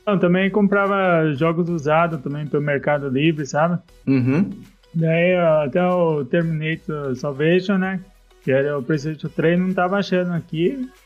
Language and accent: Portuguese; Salto, São Paulo, Brazil; Ah, sou de Salto, São Paulo. Fica 100 km de São Paulo aqui